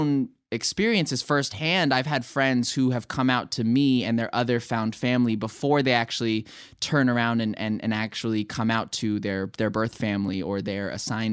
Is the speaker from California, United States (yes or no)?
yes; Los Angeles, California, United States; moved away as an adult; also born or lived in New York; growing up in Los Angeles and, you know, living with my family and turning 18, moving to New York